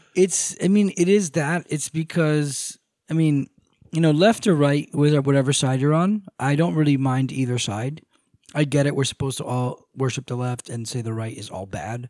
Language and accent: English; United States; I was born in America